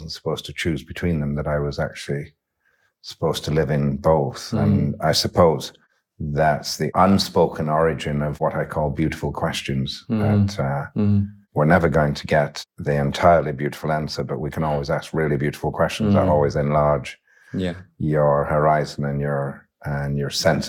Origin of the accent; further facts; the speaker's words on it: Yorkshire and the Humber, United Kingdom; also born or lived in west of Ireland; you're shaped into a very different speaking representation of humanity growing up in Yorkshire than you are in many other places in the world. And you're shaped in the west of Ireland in a very different way too.